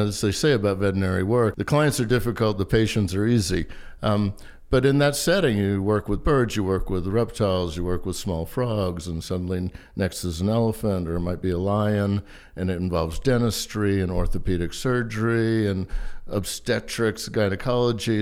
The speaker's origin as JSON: {"language": "English", "town": "Charleston", "region": "South Carolina", "country": "United States", "tie": "born or raised there", "said": "I grew up in Charleston, South Carolina"}